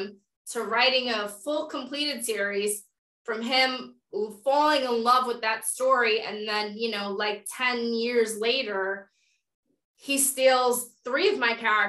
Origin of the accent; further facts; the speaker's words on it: New York, United States; I'm a New Yorker